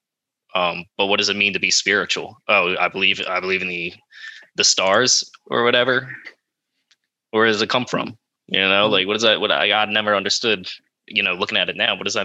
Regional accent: Elk Township, New Jersey, United States; I'm from Elk Township, New Jersey

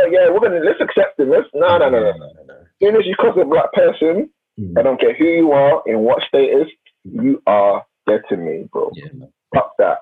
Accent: Nigeria; I'm Nigerian

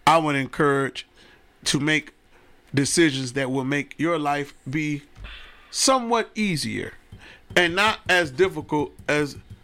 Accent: Detroit, Michigan, United States; I'm from Detroit.

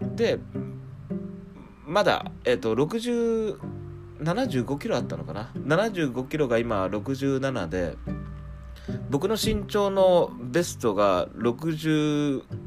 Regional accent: rural Fukuoka Prefecture, Japan; moved away as an adult; now in Tokyo, Japan; 地元の方は福岡県の田舎の方で、

